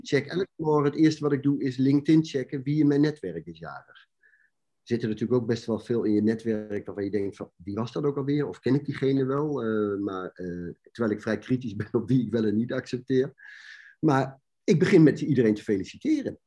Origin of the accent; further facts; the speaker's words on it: Netherlands; zijn wij als Nederlanders